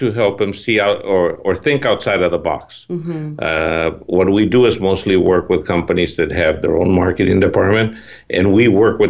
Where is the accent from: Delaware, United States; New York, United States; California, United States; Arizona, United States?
California, United States; San Francisco; moved away as an adult; also born or lived in Germany; I was born and raised in San Francisco. My parents were from El Salvador. My grandfather was from Nicaragua. But again, I was born and raised in San Francisco in a family. I'm number 14.